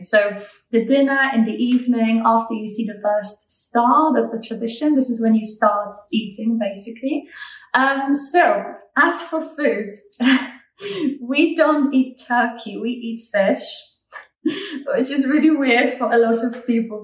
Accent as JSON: {"language": "English", "country": "Poland", "moved": "as an adult", "lives_now": "United Kingdom", "said": "I'm Polish or as British."}